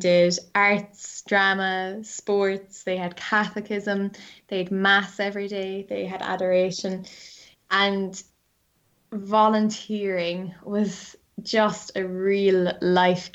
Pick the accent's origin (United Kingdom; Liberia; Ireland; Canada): Ireland; Cork, Munster; moved away as an adult; now in Dublin, Ireland; I'm from Cork